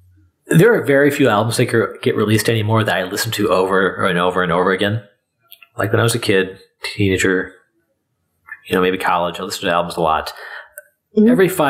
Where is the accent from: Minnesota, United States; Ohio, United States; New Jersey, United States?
Minnesota, United States; Minneapolis; No, I'm from Minneapolis.